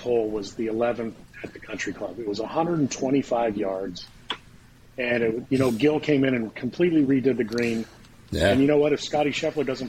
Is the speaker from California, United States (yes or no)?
yes; Southern California, United States; I grew up in Southern California